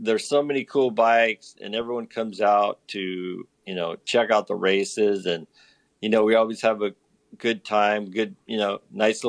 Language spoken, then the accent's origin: English; El Cajon, California, United States; also born or lived in Encinitas; I was a SoCal guy, grew up down here